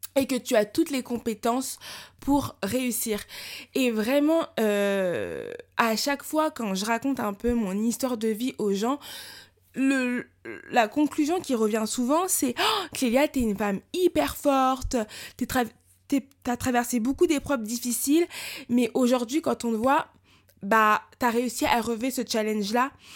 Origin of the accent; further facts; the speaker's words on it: France; j'ai grandi en France